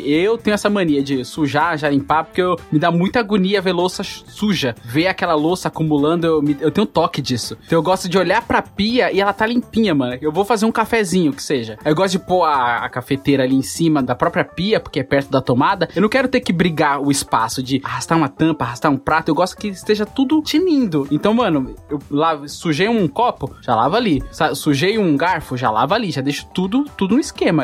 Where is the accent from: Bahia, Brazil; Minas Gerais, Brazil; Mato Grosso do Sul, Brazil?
Bahia, Brazil; now in São Paulo, Brazil; eu fui criado na Bahia, então eu tenho muito amor pelos meus tios, que eu vivia na casa deles e tal, e eu moro há muitos anos em São Paulo